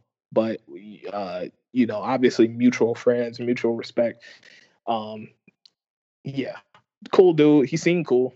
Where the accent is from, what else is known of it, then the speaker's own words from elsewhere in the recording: Chicago, Illinois, United States; I grew up in Chicago